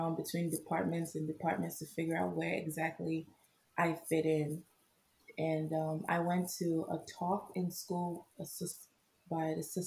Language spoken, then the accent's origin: English; Nigeria; moved away as an adult; now in United States; I am Nigerian. I came here August 30th, 2012